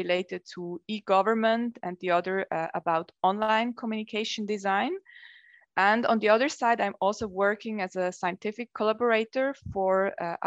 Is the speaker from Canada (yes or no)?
no; Zurich and Zug, German-speaking Switzerland, Switzerland; moved away as an adult; also born or lived in Zug / Ticino; now in Lugano, Switzerland; I'm actually originally coming from the German-speaking part of Switzerland. I grew up in Zurich and Zug, and then moved to Ticino, the Italian-speaking part, in order to study communication